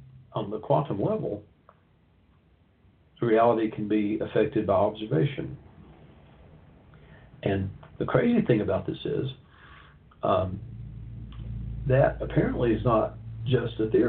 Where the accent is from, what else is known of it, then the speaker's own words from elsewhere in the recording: Knoxville, Tennessee, United States; came to Knoxville, my hometown